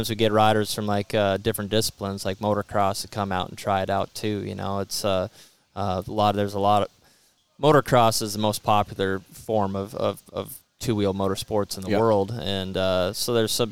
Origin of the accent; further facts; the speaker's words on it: Washington, United States; We lived out in the country. I'm from Washington State, and so we're way out in the country